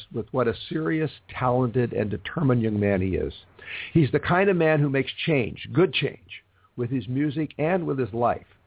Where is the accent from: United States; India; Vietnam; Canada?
United States; Los Angeles, California; my hometown, Los Angeles